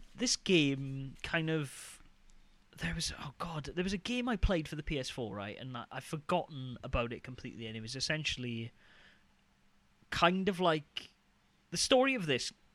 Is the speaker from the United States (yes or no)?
no; United Kingdom; I'm just being really British